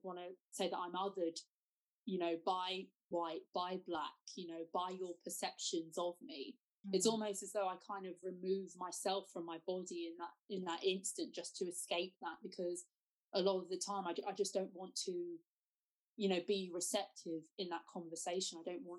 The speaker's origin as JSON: {"language": "English", "country": "United Kingdom", "said": "I would class myself as somebody who is black British."}